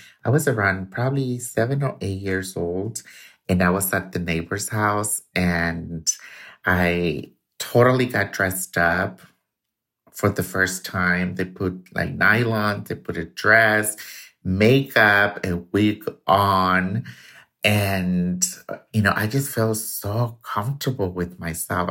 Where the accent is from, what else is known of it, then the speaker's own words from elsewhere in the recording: Tuxpan, Jalisco, Mexico; I was born in Tuxpan, Jalisco, Mexico, to a single mother